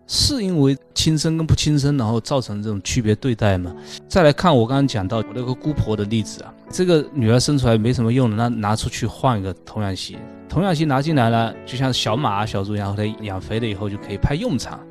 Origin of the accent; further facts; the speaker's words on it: China; 我们中国人